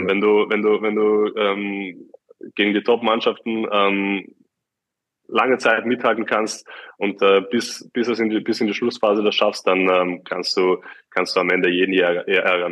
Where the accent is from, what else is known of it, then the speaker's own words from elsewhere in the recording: Austria; ich rede als Österreicher